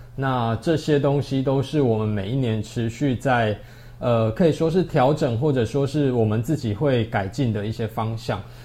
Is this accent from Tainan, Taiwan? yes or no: no; Kaohsiung, Taiwan; moved away as an adult; 我回来自己的家乡试看看。嗯。对，我就想搬回来高雄